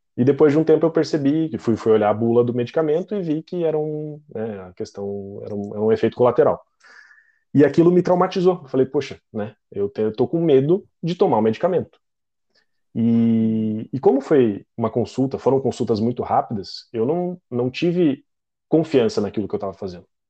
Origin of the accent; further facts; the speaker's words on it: Curitiba, Paraná, Brazil; sou de Curitiba